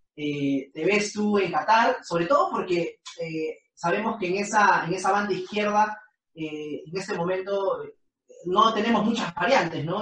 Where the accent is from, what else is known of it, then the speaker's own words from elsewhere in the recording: Peru; todos somos hinchas peruanos